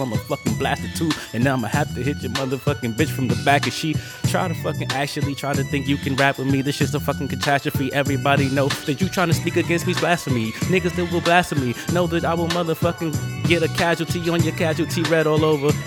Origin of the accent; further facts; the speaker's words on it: New York City, New York, United States; moved away; I'm a true thoroughbred Bronx native